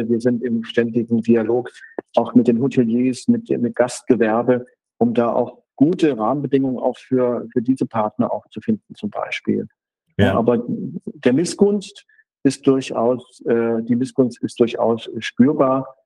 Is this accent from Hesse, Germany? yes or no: yes; Hesse, Germany; ich komme aus Nordhessen, ihr habt es erzählt, und in Nordhessen kennt niemand Ruhpolding leider wegen der schönen Wanderwege